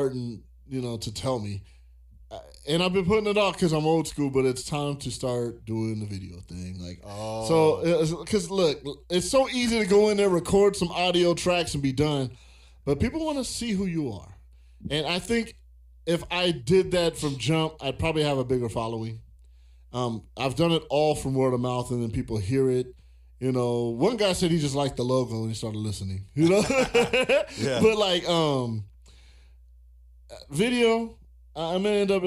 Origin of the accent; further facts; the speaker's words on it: California, United States; moved away; also born or lived in Virginia; I'm from California